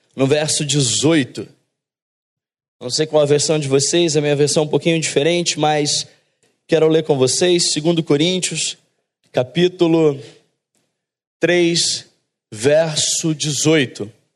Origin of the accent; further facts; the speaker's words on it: São Paulo, Brazil; moved away; also born or lived in south of Minas Gerais / Rio de Janeiro; Nós, na verdade, é, nascemos em São Paulo, eu e minha esposa